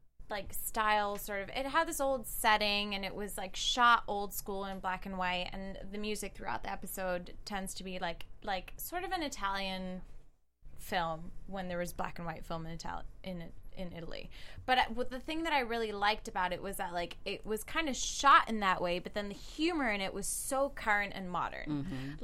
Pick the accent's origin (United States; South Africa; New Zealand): South Africa; moved away; I'm not American. I'm from South Africa.